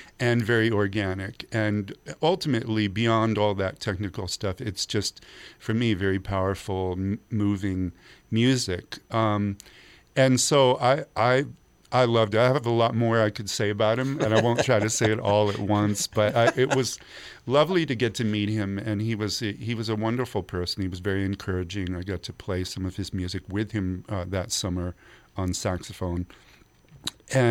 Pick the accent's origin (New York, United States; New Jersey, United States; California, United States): California, United States; the Bay Area; Steven Bernstein, my old friend who I grew up with in the Bay Area